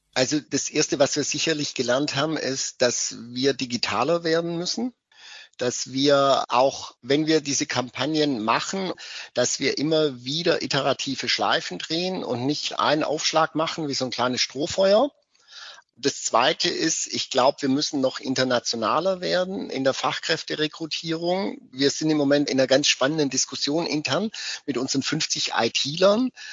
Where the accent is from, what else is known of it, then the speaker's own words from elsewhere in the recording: West Germany, Germany; now in Cottbus, Germany; Ich komme ja aus dem Westen